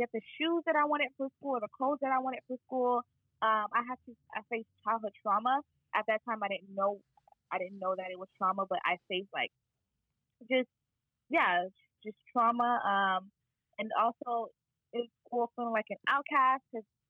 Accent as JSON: {"language": "English", "town": "Miami", "region": "Florida", "country": "United States", "tie": "born or raised there", "moved": "as an adult", "lives_now": "Boston, United States", "said": "So I am from Miami, Florida. Wow. And I was born and raised there, but my parents were born in Haiti. And so I'm Haitian American"}